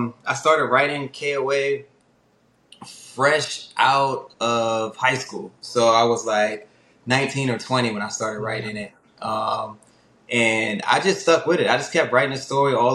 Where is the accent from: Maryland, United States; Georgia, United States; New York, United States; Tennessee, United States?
Maryland, United States; Severn; I grew up in Anne Arundel County, specifically Seven Oaks